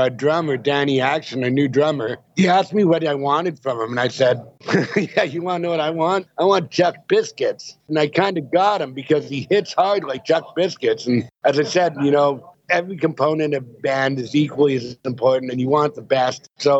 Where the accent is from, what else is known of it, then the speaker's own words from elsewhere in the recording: Vancouver, British Columbia, Canada; Yeah. My dad was from Yorkshire, England.